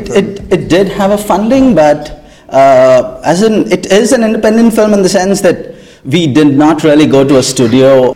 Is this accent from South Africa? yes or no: no; India; I'm from India